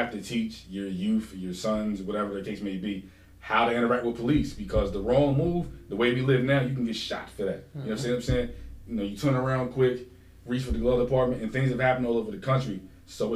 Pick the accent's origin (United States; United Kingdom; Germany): United States; Wilmington; I'm born and raised in Wilmington